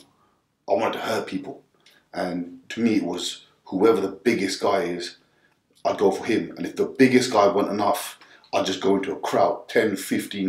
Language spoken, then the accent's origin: English; Southall, London, United Kingdom; growing up in Southall